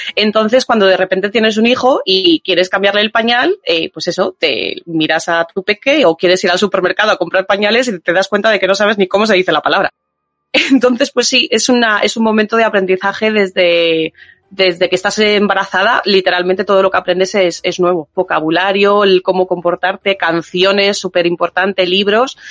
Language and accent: Spanish; Spain; now in United Kingdom; yo gran parte era española